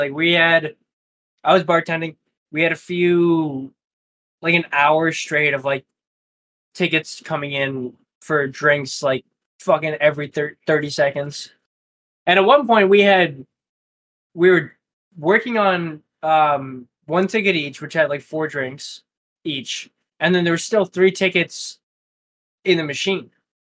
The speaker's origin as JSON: {"language": "English", "country": "Ireland", "said": "I'm Irish."}